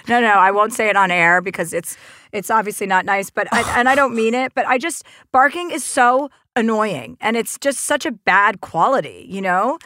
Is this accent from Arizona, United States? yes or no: no; New Jersey, United States; I'm from New Jersey